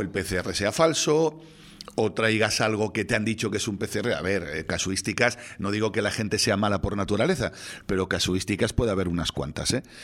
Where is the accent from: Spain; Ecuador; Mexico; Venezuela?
Spain